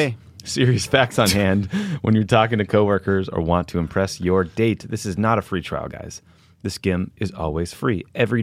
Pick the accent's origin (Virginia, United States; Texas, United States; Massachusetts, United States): Massachusetts, United States; Dedham; my hometown in Dedham, Massachusetts